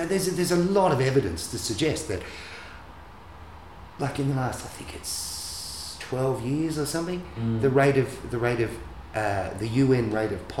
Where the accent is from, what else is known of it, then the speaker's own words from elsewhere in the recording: Australia; I grew up in Australia.